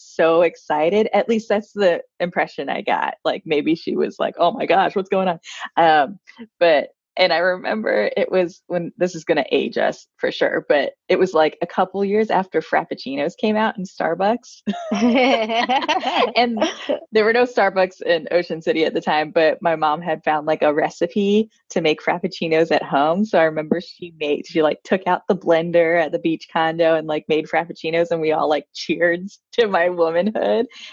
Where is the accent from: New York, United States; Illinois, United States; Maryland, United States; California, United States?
Maryland, United States; D.C. in; We grew up outside of Washington, D.C. in Maryland